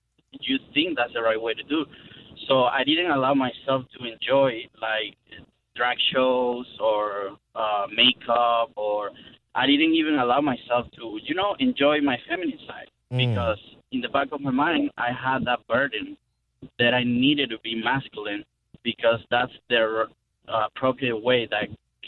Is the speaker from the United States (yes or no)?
no; Venezuela; moved away as an adult; So pretty much my whole teenage years and my college years, I spent it in Venezuela.